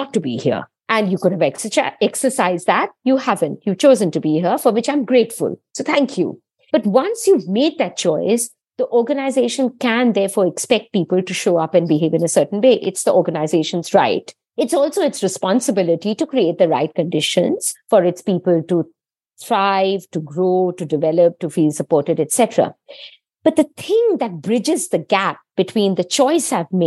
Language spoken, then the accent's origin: English; India; moved away as an adult; now in United Kingdom; I was born and brought up in India. I grew up there.